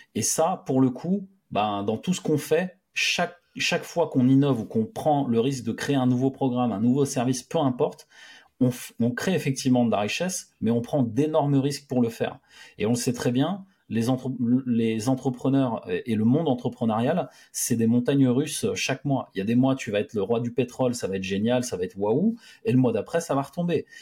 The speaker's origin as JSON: {"language": "French", "country": "France", "said": "j'aime la France, je suis français et je veux rester ici."}